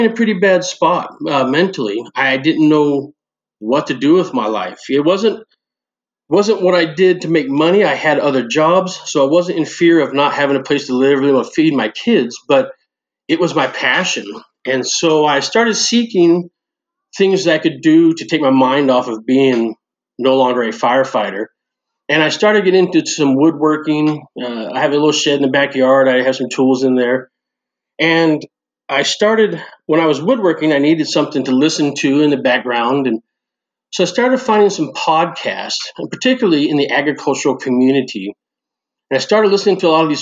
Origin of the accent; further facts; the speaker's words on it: Northern California, United States; moved away as an adult; also born or lived in Omaha; now in Bellevue, United States; I grew up in Northern California.